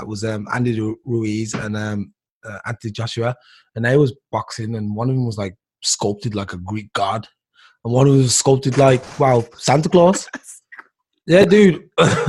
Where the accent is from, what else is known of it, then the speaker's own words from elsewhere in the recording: England, United Kingdom; I'm from England, but I'm black or brown or African descent or Jamaican descent